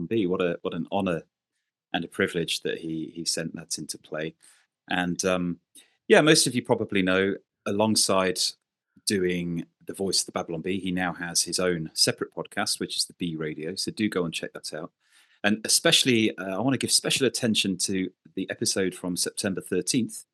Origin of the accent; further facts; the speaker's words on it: United Kingdom; as a Brit